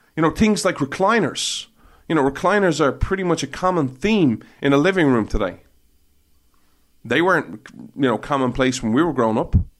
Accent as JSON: {"language": "English", "country": "Ireland", "tie": "born or raised there", "said": "When I was growing up in Ireland"}